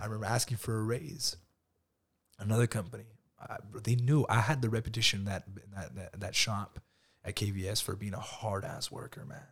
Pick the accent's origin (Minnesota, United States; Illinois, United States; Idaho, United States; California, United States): California, United States; Lamont; I grew up in Lamont, bro, and my dad used to come to Bakersfield